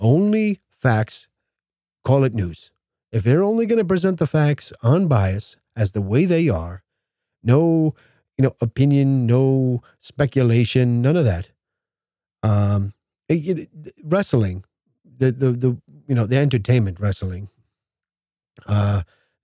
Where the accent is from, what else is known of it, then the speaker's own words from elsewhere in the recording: United States; as an American